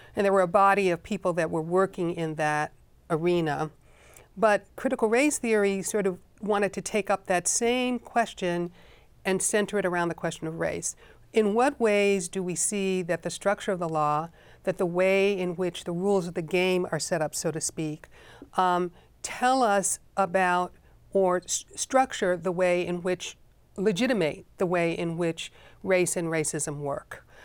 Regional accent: Chicago, Illinois, United States; I found myself teaching, uh, in Chicago, in my hometown

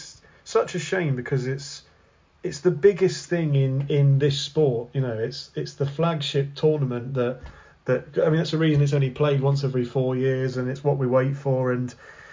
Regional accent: England, United Kingdom; I'm born and raised in England

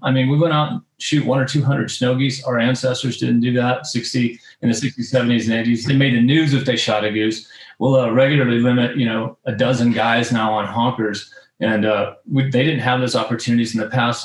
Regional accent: North Florida, United States; moved away; also born or lived in South Georgia / South Texas / the West; I'm from North Florida as a kid and you know, really grew up hunting in the South Georgia swamps

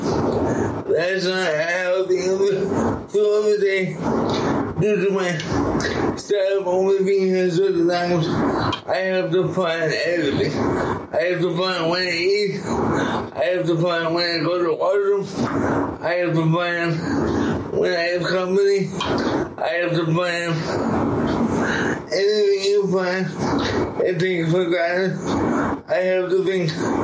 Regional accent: Winnipegosis, Manitoba, Canada; also born or lived in Dauphin, Manitoba / Miami; I was born in Dauphin, and then I've been in Winnipegosis for most of my life.

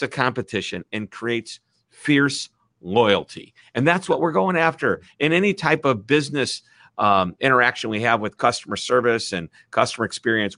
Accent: Midwest, United States; accent: Midwest; my Midwest accent

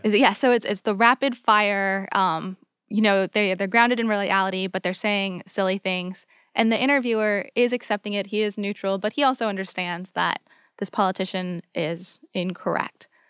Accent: United States; as an American

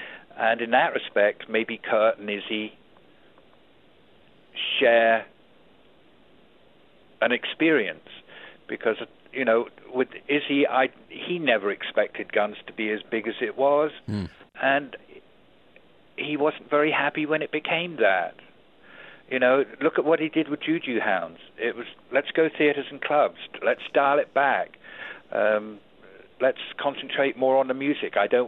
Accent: Auckland, New Zealand; He was born in the same nation I was born in. He's a New Zealander. He was born in Wellington. I was born in Auckland.

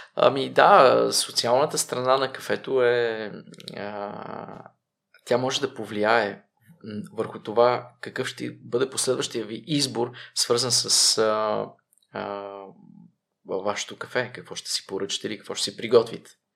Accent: Pazardzhik, Pazardzhik Province, Bulgaria; moved away as an adult; also born or lived in Czech Republic; веднага след казармата се прибрах в моя роден град Пазарджик

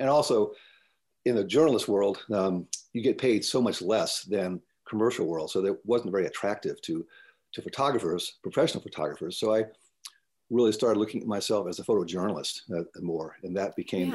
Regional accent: Tidewater, Virginia, United States; moved away as an adult; I grew up in Tidewater, Virginia, and it's I uh, quite honestly couldn't wait to leave there uh, as a young man.

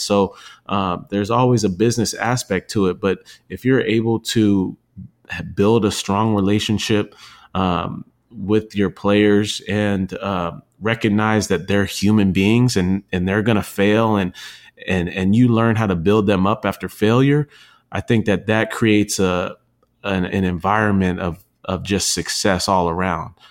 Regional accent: San Diego, California, United States; I grew up in San Diego

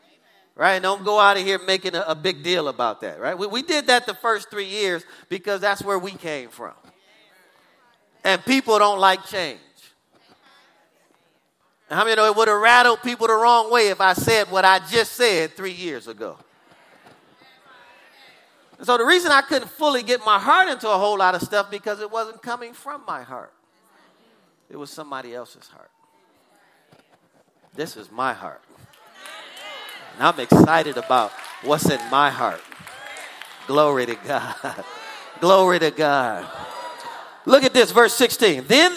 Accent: Missouri, United States; What is Missouri? I'm from Missouri. It's called the Show Me State.

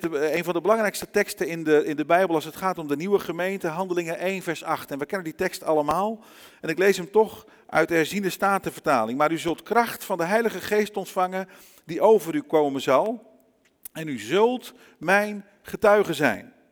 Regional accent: Brazil; moved away as an adult; also born or lived in Netherlands; Ik ben zelf wel in Nederland geboren. Ik ben opgegroeid in Brazilië. Daar heb ik 27 jaar van mijn leven gewoond. En ik moet je eerlijk zeggen, ondanks dat je het niet zou zeggen als je me ziet en me zo hoort. In mijn hart en in alles wat ik ben, ben ik Braziliaan.

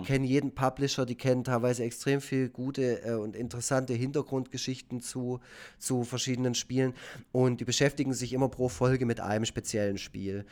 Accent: Efringen-Kirchen, Baden-Württemberg, Germany; in Efringen, also in einem Dorf, wo ich aufgewachsen bin.

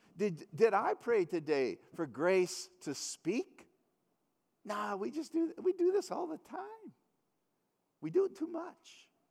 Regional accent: United States; being an American

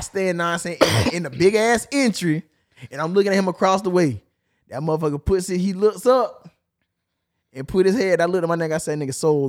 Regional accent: Chicago, Illinois, United States; Man, you know what I'm from Chicago. I'm a GD, you know what I'm saying?

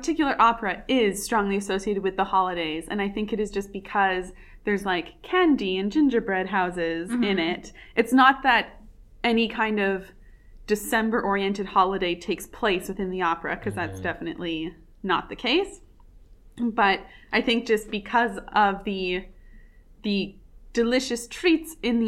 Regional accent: Canada; where I grew up

